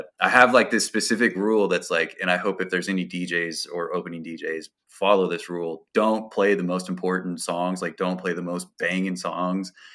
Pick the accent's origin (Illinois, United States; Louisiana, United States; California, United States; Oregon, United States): Oregon, United States; Portland; I'm from, born and raised in Portland, Oregon